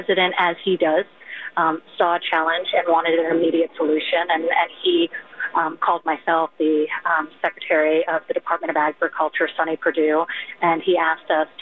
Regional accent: New York, United States; as a New Yorker

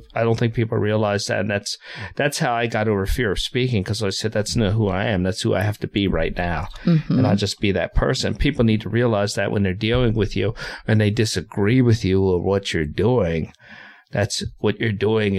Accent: Philadelphia, Pennsylvania, United States; I'm from Philadelphia

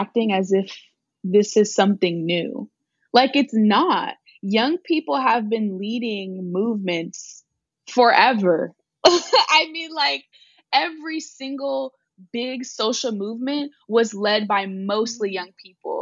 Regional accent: Oakland, California, United States; born, raised, and educated in Oakland, California

